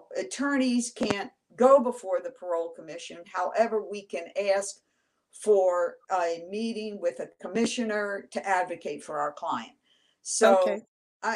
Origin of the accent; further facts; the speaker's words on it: Washington, District of Columbia, United States; I was born and raised in Washington, D.C., did all my schooling there